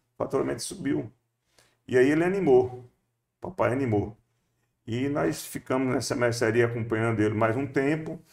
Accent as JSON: {"language": "Portuguese", "town": "Solonópole", "region": "Ceará", "country": "Brazil", "tie": "born or raised there", "said": "Eu nasci em, no Boqueirão, distrito de Solonópole, é, em 1954"}